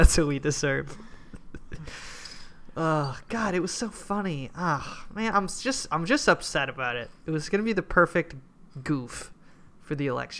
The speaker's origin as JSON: {"language": "English", "town": "Hopkins", "region": "Minnesota", "country": "United States", "tie": "born or raised there", "said": "There was some clown shit in my hometown."}